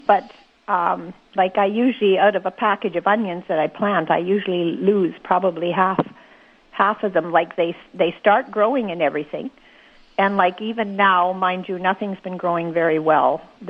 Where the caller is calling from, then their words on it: Ericksdale, Manitoba, Canada; Ericksdale, Manitoba.